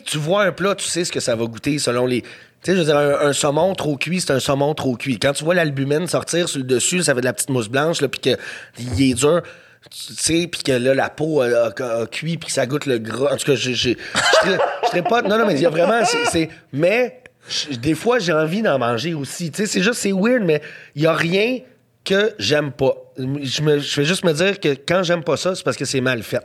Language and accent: French; Montreal, Quebec, Canada; je viens d'NDG